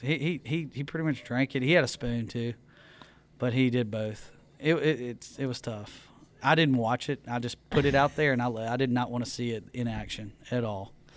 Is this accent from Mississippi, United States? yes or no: yes; Mississippi, United States; growing up in Mississippi, you know, my, my granddad had a uh, farm